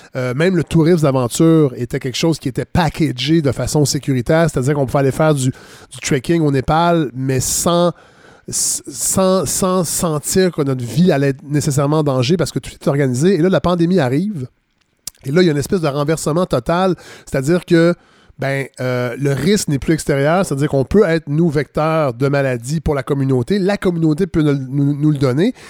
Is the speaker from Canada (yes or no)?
yes; Quebec, Canada; en tant que Québécois